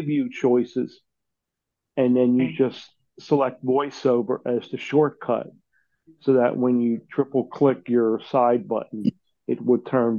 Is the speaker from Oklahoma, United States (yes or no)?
no; Philadelphia, Pennsylvania, United States; I'm from Philly.